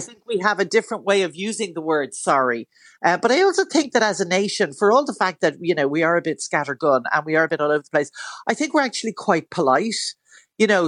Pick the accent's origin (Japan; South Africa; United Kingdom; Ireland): Ireland; Dún Laoghaire, Leinster; I grew up around Dunleary and I still live around Dunleary.